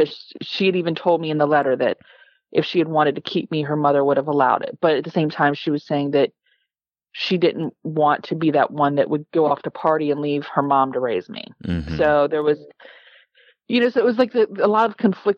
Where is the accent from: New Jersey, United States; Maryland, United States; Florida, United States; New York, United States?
Maryland, United States; Calvert County; I grew up in Calvert County.